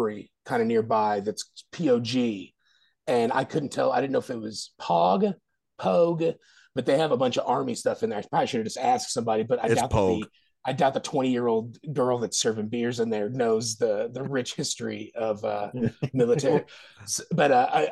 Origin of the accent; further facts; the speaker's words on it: Kansas, United States; I am from Kansas